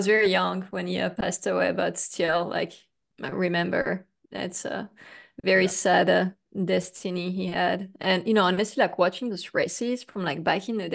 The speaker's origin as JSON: {"language": "English", "country": "France", "tie": "born or raised there", "moved": "yes", "lives_now": "United States", "said": "I grew up in France, in Europe"}